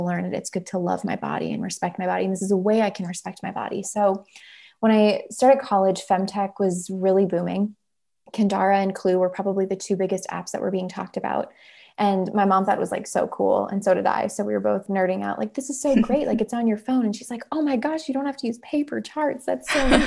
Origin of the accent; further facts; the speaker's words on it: Minnesota, United States; We're from Minnesota